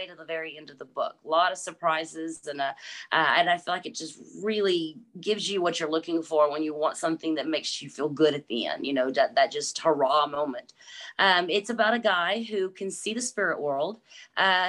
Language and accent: English; Texas, United States; I am from Texas. I'm born and raised, so yes, definitely a Texas girl.